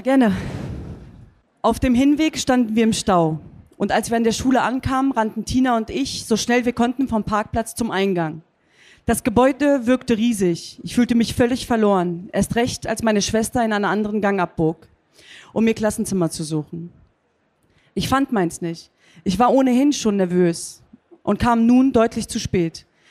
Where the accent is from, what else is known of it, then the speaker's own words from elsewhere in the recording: Hanover, Lower Saxony, Germany; now in Cologne, Germany; Ich bin hier geboren, ich bin hier aufgewachsen